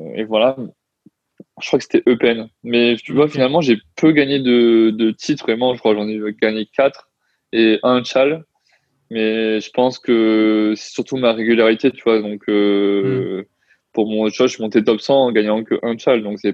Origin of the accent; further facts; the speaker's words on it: Toulon, Provence-Alpes-Côte d'Azur, France; je viens de Toulon à la base